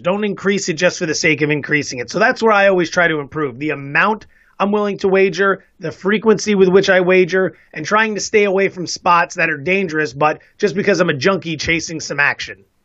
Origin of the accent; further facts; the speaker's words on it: East Coast, United States; moved away as an adult; also born or lived in Las Vegas / San Diego; now in San Francisco, United States; I'm originally from the East Coast